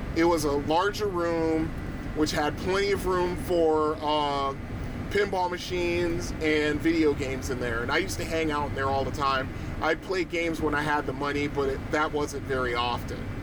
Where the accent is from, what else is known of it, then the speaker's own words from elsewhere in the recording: Bridgeport, Connecticut, United States; I lived on the East End for quite a you know for a little while